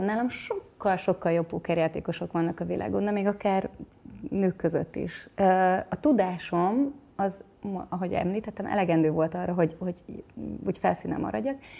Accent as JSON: {"language": "Hungarian", "country": "Hungary", "tie": "born or raised there", "also_born_or_lived": "Houston area, Texas, United States", "moved": "as an adult", "lives_now": "Houston, United States", "said": "a férjem is és én is Magyarországon nőttünk fel"}